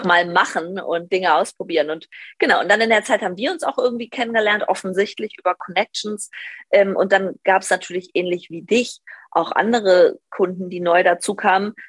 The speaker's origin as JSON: {"language": "German", "region": "Northern Hesse", "country": "Germany", "moved": "as an adult", "said": "ich komme eigentlich aus Nordhessen vom Dorf"}